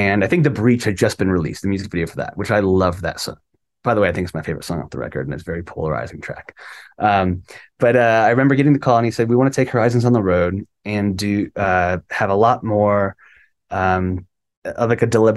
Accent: Cleveland, Ohio, United States; I'm from Cleveland

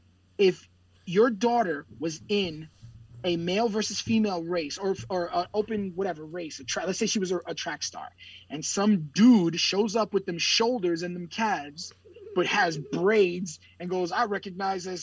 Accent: United States; I'm American

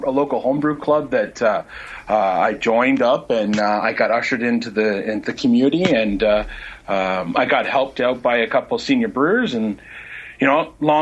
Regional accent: Cornwall, Ontario, Canada; I'm actually from a little town called Cornwall, Ontario

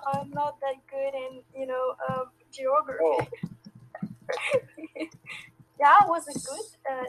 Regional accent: Ukraine; English is a second language; Well, I'm from Ukraine.

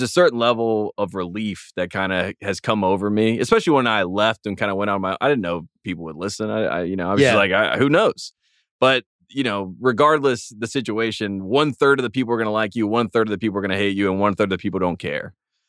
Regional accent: Henderson, North Carolina, United States; I'm from Henderson, North Carolina.

